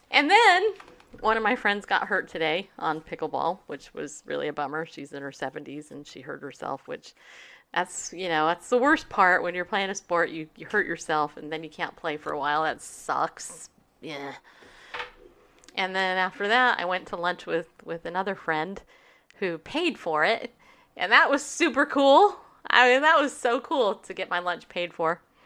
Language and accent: English; California, United States; I grew up in California. My whole life in California